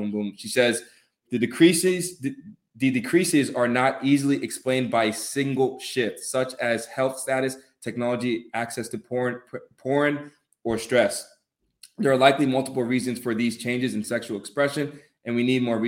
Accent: Atlanta, Georgia, United States; I'm from Atlanta

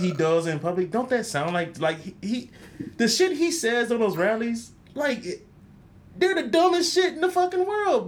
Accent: Rochester, New York, United States; I'm from Rochester, New York.

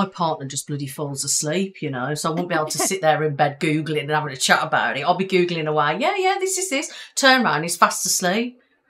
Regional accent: the Midlands, England, United Kingdom

